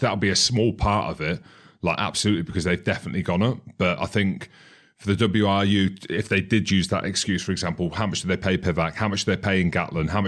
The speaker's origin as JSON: {"language": "English", "region": "Scotland", "country": "United Kingdom", "said": "I'm Scottish anyway."}